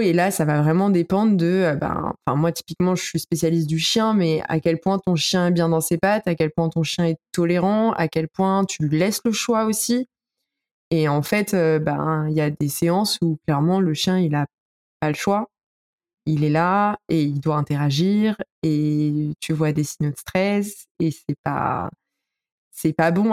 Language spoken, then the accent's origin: French; Paris, Île-de-France, France; je suis parisienne